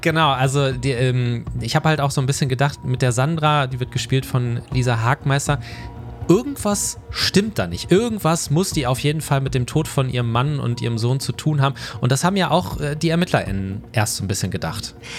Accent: Ruhr area, North Rhine-Westphalia, Germany; Ich komme aus dem Ruhrgebiet

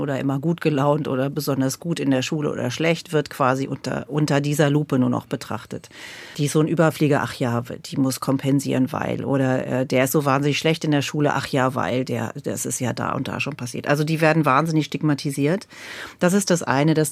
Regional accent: Lower Saxony, Germany; bei mir, da wo ich groß geworden bin in Niedersachsen.

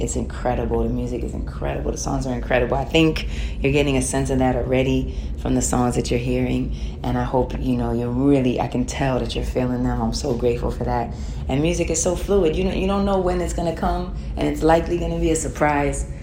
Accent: New York, United States; as a New Yorker and just being born and raised there

